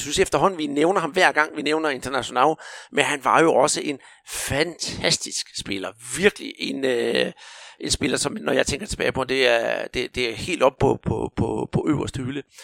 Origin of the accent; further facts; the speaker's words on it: Rio de Janeiro, Brazil; now in Denmark; Da jeg som barn hyggede mig på Huabadana i Rio